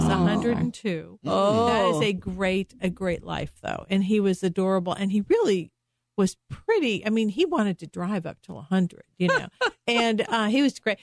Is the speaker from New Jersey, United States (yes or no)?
no; Chicago, Illinois, United States; moved away as an adult; also born or lived in Massachusetts / New Hampshire; now in Dallas, United States; So I'm from Illinois originally, the Chicago area.